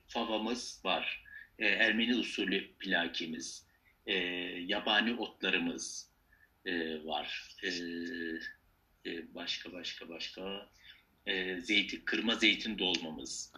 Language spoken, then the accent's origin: Turkish; Mersin, Turkey; also born or lived in Malatya, Turkey; now in Istanbul, Turkey; Ben Malatya doğumluyum. İşte Mersin'de yetiştim.